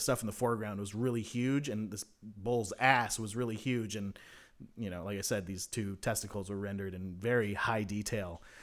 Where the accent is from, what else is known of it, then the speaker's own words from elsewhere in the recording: South Bay, California, United States; my hometown's daily newspaper called The Daily Breeze